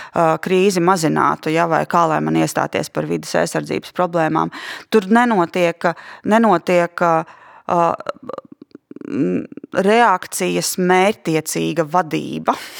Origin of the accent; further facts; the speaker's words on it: Latvia; ko mēs kā latvieši šobrīd, te un tagad